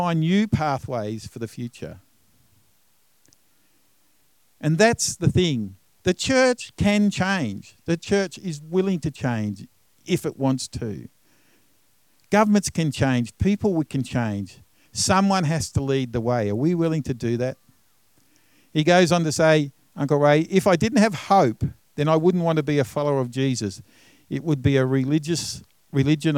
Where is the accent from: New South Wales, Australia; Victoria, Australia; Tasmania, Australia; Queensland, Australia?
Tasmania, Australia; I'm from Tasmania